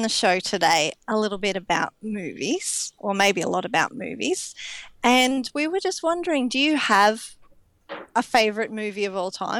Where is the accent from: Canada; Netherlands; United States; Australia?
Australia; I'm an Australian and I live here